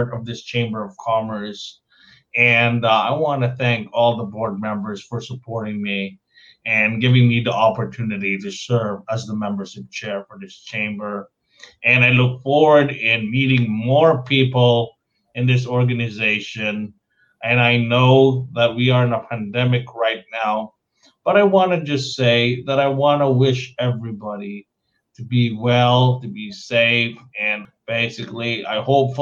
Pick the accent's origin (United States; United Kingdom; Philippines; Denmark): Philippines; moved away; when you're born and raised in the Philippines